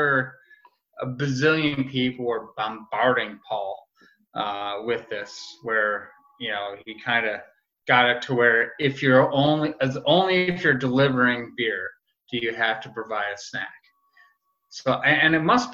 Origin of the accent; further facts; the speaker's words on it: Rochester, New York, United States; a guy who grew up in Rochester. So I'm born and raised on Genesee